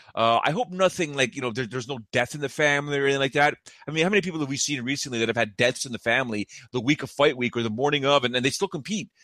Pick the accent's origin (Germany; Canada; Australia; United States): Canada; just north of Toronto, Ontario; I'm from just, uh, from just north of Toronto